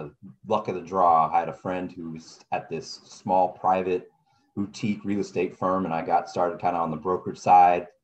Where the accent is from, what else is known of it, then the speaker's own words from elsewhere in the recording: California, United States; I'm from California